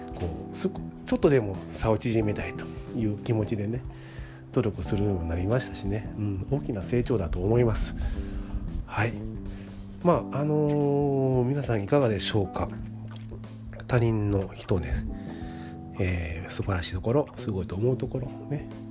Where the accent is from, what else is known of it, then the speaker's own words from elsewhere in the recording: Kansai, Japan; accent: Kansai dialect; あの私関西の人間なんですけど